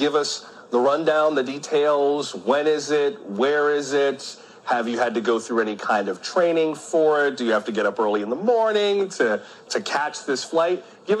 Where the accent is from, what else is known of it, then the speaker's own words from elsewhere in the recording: Florida, United States; I grew up in Florida watching the contrails of space shuttles go up in the sky.